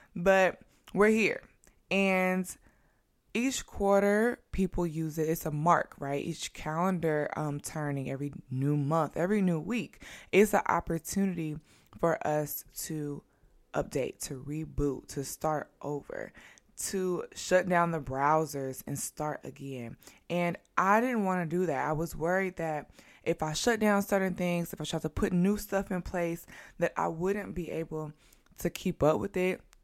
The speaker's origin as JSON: {"language": "English", "region": "Midwest", "country": "United States", "moved": "yes", "lives_now": "New York, United States", "said": "And I live in New York. I'm from the Midwest."}